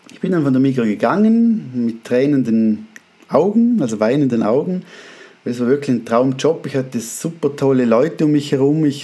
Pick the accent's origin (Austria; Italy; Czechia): Austria; accent: Austrian-Swiss dialect; moved away as an adult; now in Switzerland; Also ich bin Österreicher, bin aber mit, bin in der Schweiz geboren, kam mit zwei Jahren nach Österreich zu meinen Großeltern, weil sich die Eltern scheiden ließen mit zwei und äh, bin dann mit 18 zurück in die Schweiz gezogen und darum habe ich so Österreich-Schweizen Dialekt